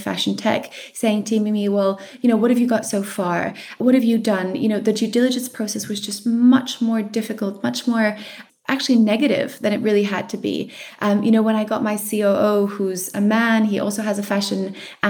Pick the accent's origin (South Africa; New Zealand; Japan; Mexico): South Africa; I'm South African